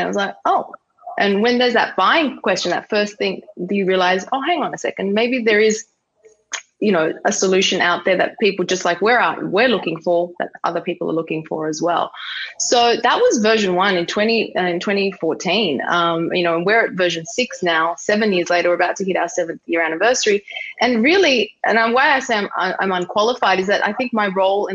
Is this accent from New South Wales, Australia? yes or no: yes; Sydney, New South Wales, Australia; moved away as an adult; also born or lived in Dubai / New York; I had the choice to come home back to Australia. Sydney is my hometown.